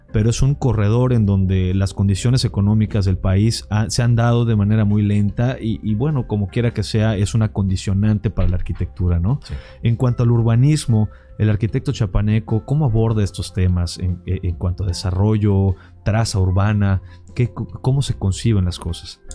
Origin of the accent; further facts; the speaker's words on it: Yucatán, Mexico; como yucatecos